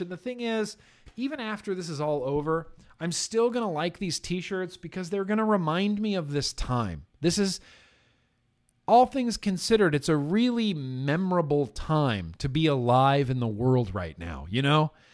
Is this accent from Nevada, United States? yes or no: yes; Lake Tahoe, Nevada, United States; growing up in Lake Tahoe